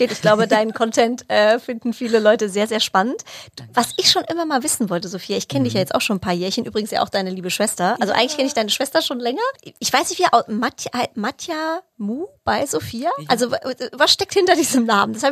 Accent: Cologne, North Rhine-Westphalia, Germany; Absolut. Köln.

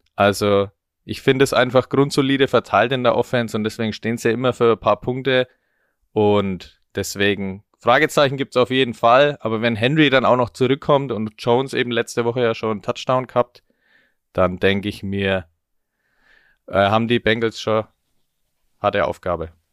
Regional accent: Franconia, Bavaria, Germany; als gebürtiger Franke

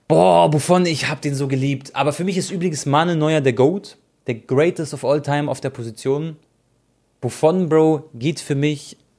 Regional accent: Croatia; ich bin Kroate

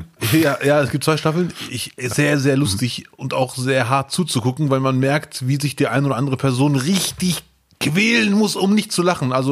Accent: Bielefeld, North Rhine-Westphalia, Germany; sage ich, ich komme aus Bielefeld und dann sagen die, woher kommst du wirklich? Und dann mhm. sage ich, ja, meine Eltern kommen aus Marokko, ich bin auch Marokkaner, entspannt euch mhm. und Deutscher gleichzeitig

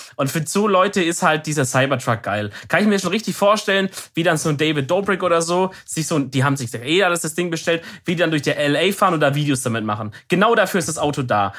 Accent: Baden-Württemberg, Germany; als Deutscher

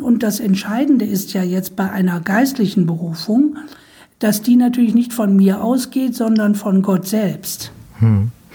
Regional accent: Düsseldorf, North Rhine-Westphalia, Germany; ich komme ja auch aus dem Erzbistum Köln, bin ja in Düsseldorf geboren.

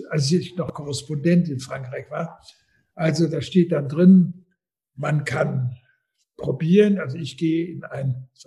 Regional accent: Austria; als Österreicher

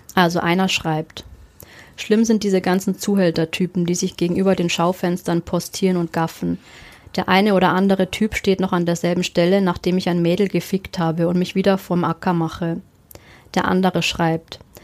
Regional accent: Germany; ich bin ja Deutsche

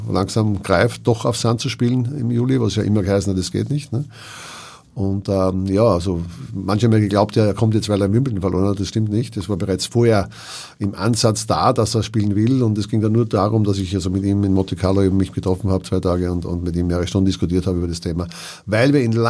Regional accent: Hamburg, Germany; Ich will ja in meiner Heimatstadt Hamburg spielen.

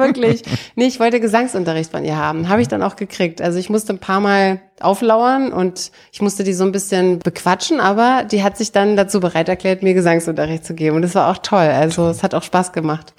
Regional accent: Brandenburg an der Havel, Brandenburg, Germany; moved away; ich komme ja aus Brandenburg, aus der Stadt, aus Brandenburg an der Havel und meine Eltern hatten früher ein Haus da mitten in die Stadt reingebaut

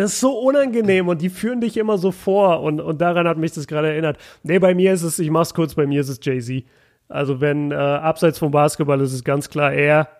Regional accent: Germany; als Deutscher

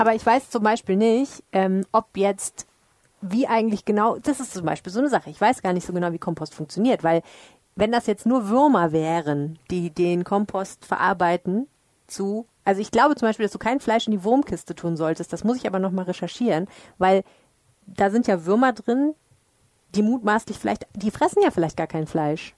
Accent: Dortmund, North Rhine-Westphalia, Germany; now in Düsseldorf, Germany; ich komme ja aus Dortmund

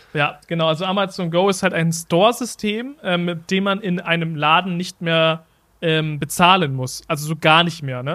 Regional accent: Germany; wir kommen aus Deutschland

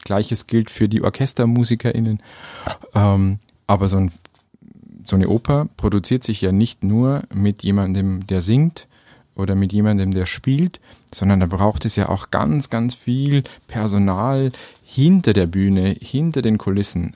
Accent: Schwandorf district, Upper Palatinate, Bavaria, Germany; also born or lived in Munich / Nuremberg / Vienna; Ich bin selber Oberpfälzer, komme aus dem Landkreis Schwandorf

